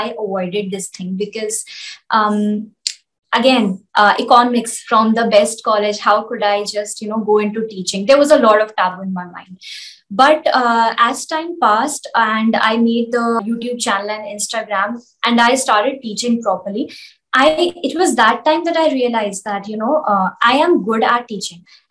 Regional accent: India; as an Indian, I can teach very easily in Hindi

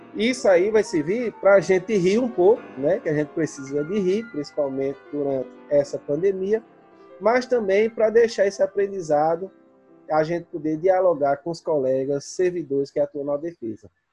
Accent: Northeast Region, Brazil; eu sou do Nordeste

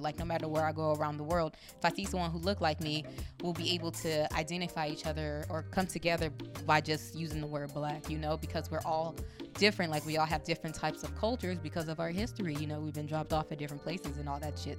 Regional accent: Compton, California, United States; also born or lived in New York; now in Atlanta, United States; I'm from Compton, I went to New York and now I'm in Atlanta.

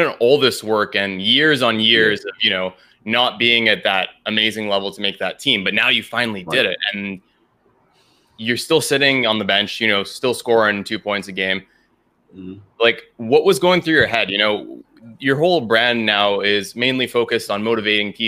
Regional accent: Vancouver, British Columbia, Canada; I'm from Vancouver, Canada

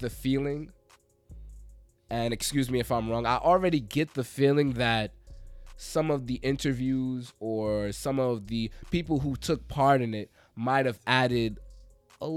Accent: New York, United States; We're from New York

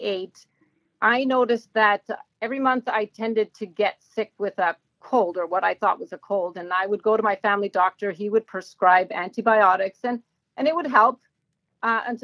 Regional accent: Sudbury, Ontario, Canada; also born or lived in Lively, Ontario; I am from Sudbury

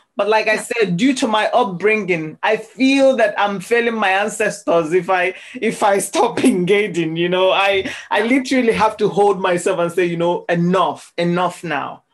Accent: Nigeria; now in Scotland, United Kingdom; growing up as a Nigerian

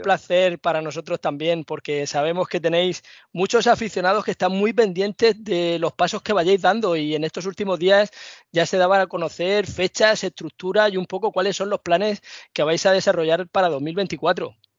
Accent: Cartagena, Region of Murcia, Spain; en la plaza de mi pueblo, en Cartagena

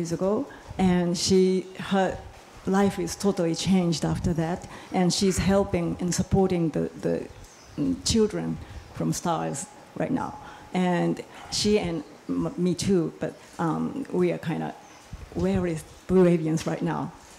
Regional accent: Japan; I'm from Japan

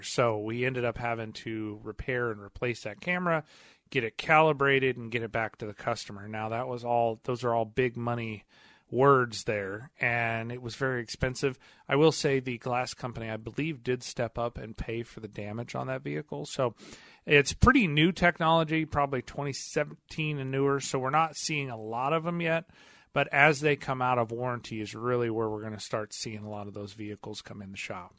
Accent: Missouri, United States; I'm from Missouri

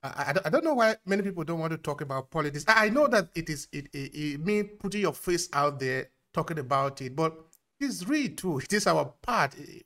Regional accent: Nigeria; I ask you as a Nigerian, no? Because I know we have the same passion for our country, no?

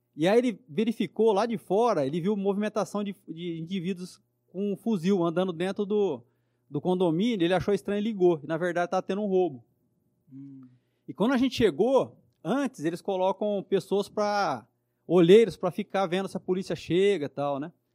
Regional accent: São José do Rio Preto, São Paulo, Brazil; eu nasci aqui em Rio Preto mesmo

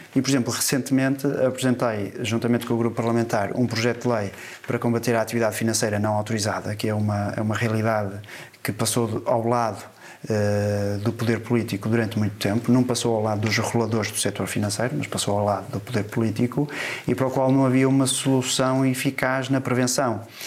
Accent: Porto, Norte, Portugal; sou do Porto

